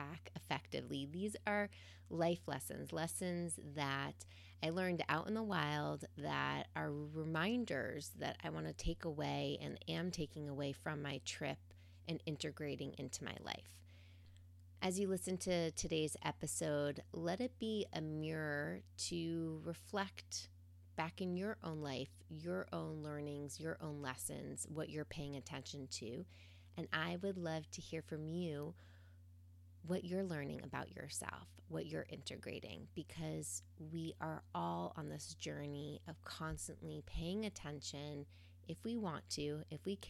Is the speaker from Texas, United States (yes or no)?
no; New York City, New York, United States; moved away as an adult; now in Pacific Northwest, United States; As a New Yorker who grew up around cement streets and Central Park as her wild backyard